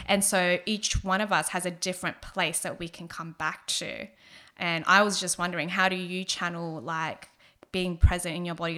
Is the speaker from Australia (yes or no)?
yes; Sydney, New South Wales, Australia; I'm originally from Southwest Sydney, like growing up in the community that I did